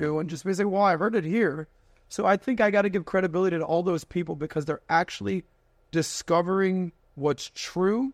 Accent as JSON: {"language": "English", "town": "Miami", "region": "Florida", "country": "United States", "tie": "born or raised there", "said": "born and raised in Miami"}